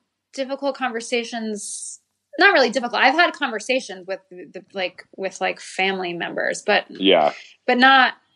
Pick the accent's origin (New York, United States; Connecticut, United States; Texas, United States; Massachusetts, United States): Connecticut, United States; New Haven; So I grew up in New Haven, Connecticut, and I went to public school my whole life.